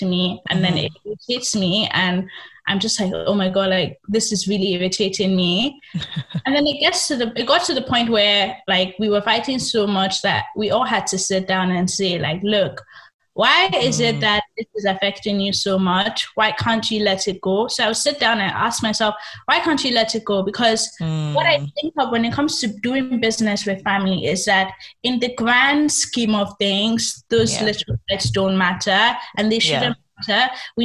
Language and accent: English; Nigeria; born or raised there; moved away as an adult; also born or lived in England